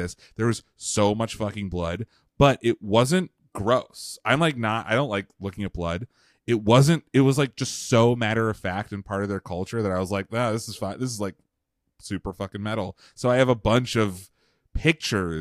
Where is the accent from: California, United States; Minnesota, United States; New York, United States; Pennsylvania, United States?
Pennsylvania, United States; As a fat kid growing up in Pennsylvania